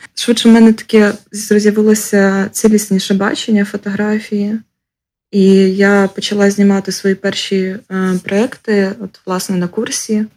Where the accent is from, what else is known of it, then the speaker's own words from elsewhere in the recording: Ukraine; also born or lived in Lviv / Zhytomyr; now in Kyiv, Ukraine; Народилася в селі, виросла в місті на 30 тисяч, потім жила у Львові, Житомирі, Києві